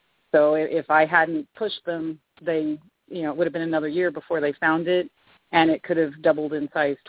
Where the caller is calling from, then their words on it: Boise, Idaho, United States; I am in Boise, Idaho.